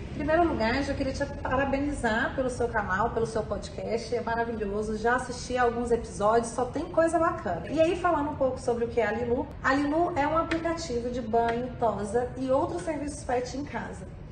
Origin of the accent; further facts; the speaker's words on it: Lavras, Minas Gerais, Brazil; also born or lived in Rio de Janeiro / Los Angeles / Salvador; now in São Paulo, Brazil; Eu sou de Minas, nasci em Lavras, Minas Gerais